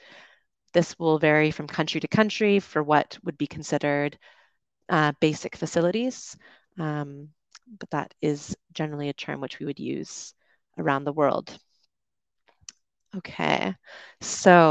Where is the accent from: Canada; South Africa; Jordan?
Canada; moved away as an adult; also born or lived in United Kingdom; now in Dominican Republic; I'm from Canada, lived in the UK, and I am currently streaming to you from the Dominican Republic.